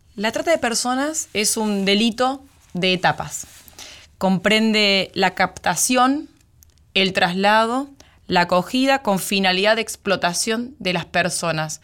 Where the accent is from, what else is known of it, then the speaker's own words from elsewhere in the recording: Venado Tuerto, Santa Fe, Argentina; nací en Venado Tuerto, provincia de Santa Fe, departamento General López.